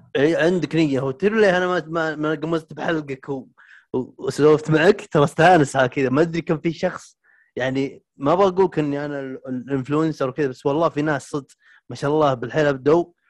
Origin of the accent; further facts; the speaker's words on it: Al Jawf Province, Saudi Arabia; هنا عندنا بالجوف